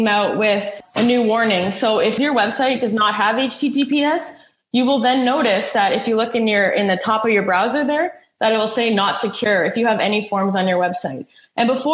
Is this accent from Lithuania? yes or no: no; Ottawa, Ontario, Canada; also born or lived in Elmira, New York; I grew up in Ottawa.